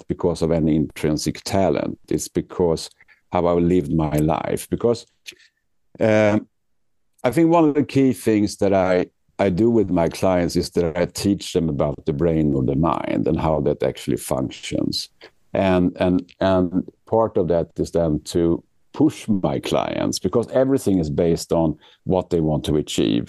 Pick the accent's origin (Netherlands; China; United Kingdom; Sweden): Sweden; moved away as an adult; now in New York, United States; I'm actually born and raised in Sweden, but I moved here to the US about 10 years ago. I live in New York